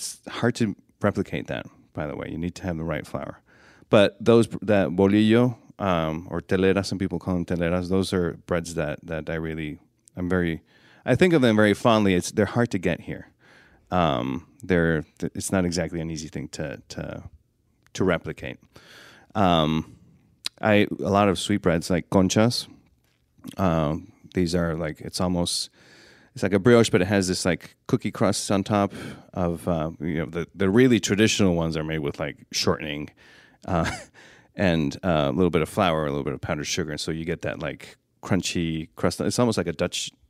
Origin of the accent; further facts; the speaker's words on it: Mexico City, Mexico; I was born in Mexico City